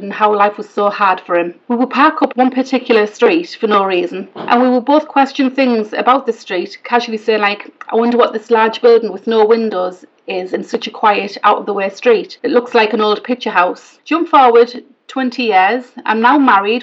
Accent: Hartlepool, North East England, United Kingdom; I'm from Hartlepool

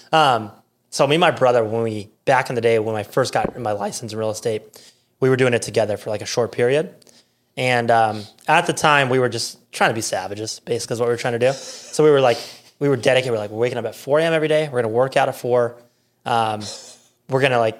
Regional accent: South Dakota, United States; moved away as an adult; also born or lived in Rapid City, South Dakota; now in Omaha, United States; I'm from South Dakota

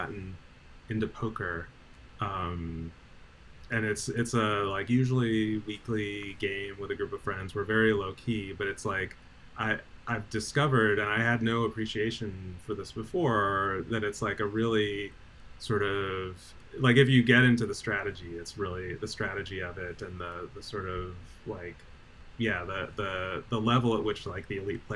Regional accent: New Jersey, United States; now in Eugene, United States; I'm from New Jersey

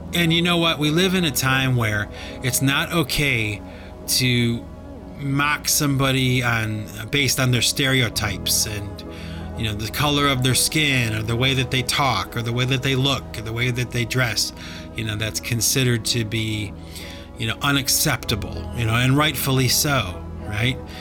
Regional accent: Cleveland, Ohio, United States; I grew up in Cleveland, Ohio

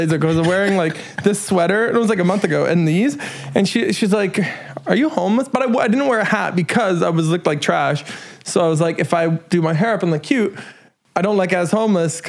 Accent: Dawson Creek, British Columbia, Canada; now in Vancouver, Canada; coming back to my hometown and changing my hometown

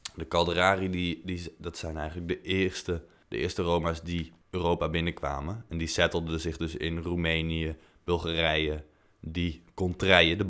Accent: Tilburg, North Brabant, Netherlands; in Tilburg, waar ik vandaan kom

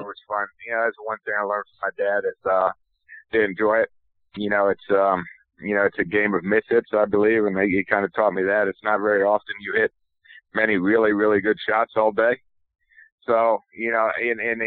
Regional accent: Florida, United States; moved away as an adult; also born or lived in Iowa; growing up in Florida

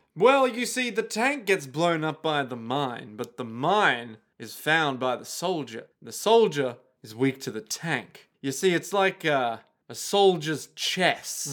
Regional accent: Australia; We are Australian

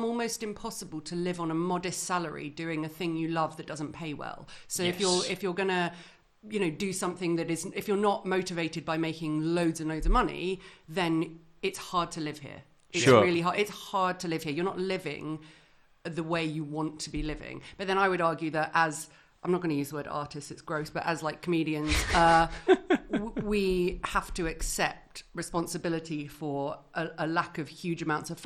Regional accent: London, United Kingdom; I grew up in London

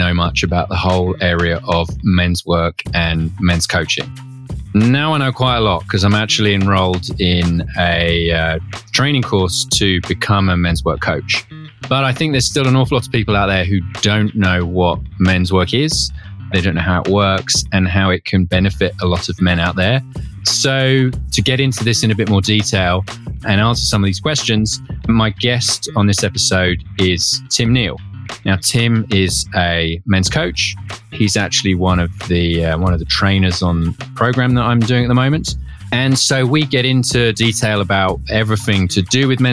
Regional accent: United Kingdom; like typical British thing, went to Australia after uni

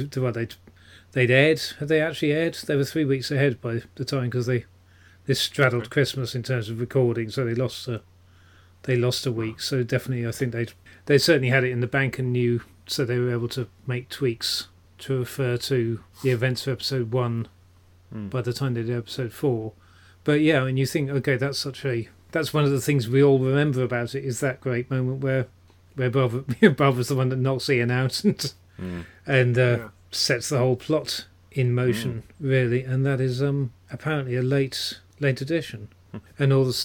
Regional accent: Petersfield, South East England, United Kingdom; old boy of my old school in Petersfield, in my hometown.

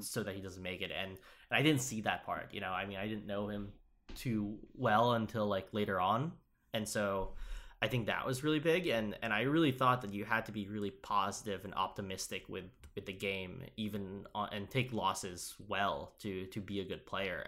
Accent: Upstate New York, United States; I came from Upstate too

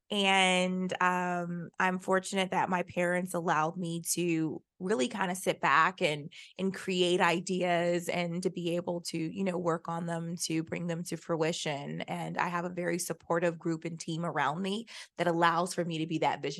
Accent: Jacksonville, Florida, United States; I went right here to University of Central Florida. I came from Jacksonville.

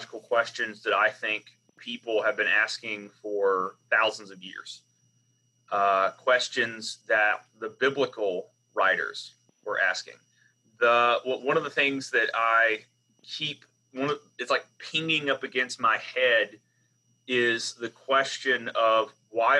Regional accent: the South, United States; accent: Southern; my accent comes out pretty immediately, being Southern

